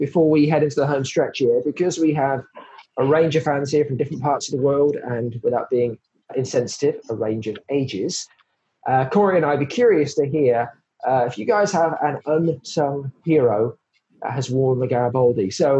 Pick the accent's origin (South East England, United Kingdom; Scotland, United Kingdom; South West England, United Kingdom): South East England, United Kingdom; Oxford; moved away; I'm from Oxford originally